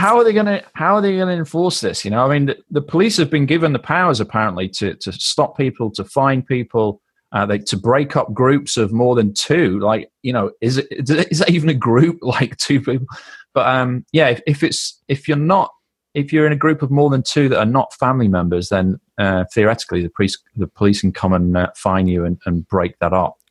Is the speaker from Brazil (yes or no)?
no; United Kingdom; we're British